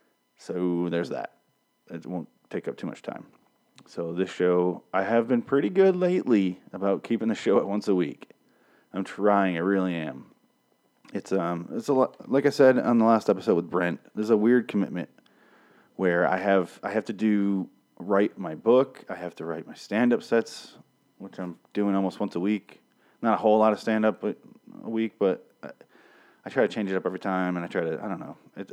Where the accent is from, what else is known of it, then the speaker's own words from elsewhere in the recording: Michigan, United States; I'm from Michigan and I moved around a lot and I would always drive.